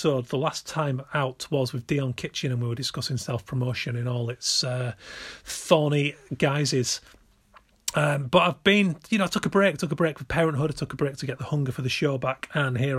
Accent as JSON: {"language": "English", "area": "between Bradford and Leeds", "region": "Yorkshire and the Humber", "country": "United Kingdom", "tie": "born or raised there", "moved": "yes", "said": "I'm West Yorkshire originally. Chiefly between Bradford and Leeds"}